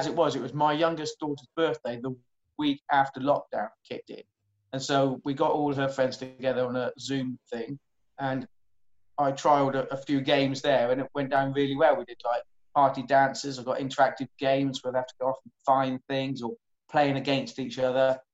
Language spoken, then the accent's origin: English; Welsh, Wales, United Kingdom; moved away; Not that I am Welsh originally